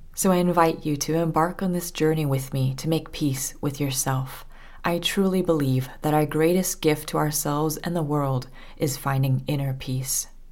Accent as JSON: {"language": "English", "region": "Southern California", "country": "United States", "tie": "born or raised there", "also_born_or_lived": "France", "moved": "as an adult", "said": "I was born and raised in Southern California."}